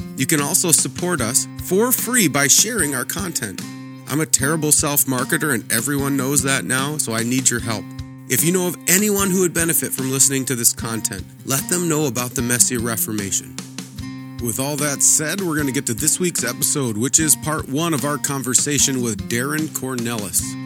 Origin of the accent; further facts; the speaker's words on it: Montana, United States; moved away; also born or lived in Princeton, Minnesota; I grew up in Montana